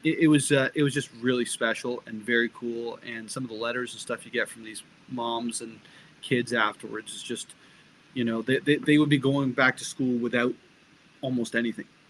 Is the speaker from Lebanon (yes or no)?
no; Barrie, Ontario, Canada; also born or lived in England; I, I, had the benefit of growing up in um, in government housing and not-for-profit housing in Barrie, Ontario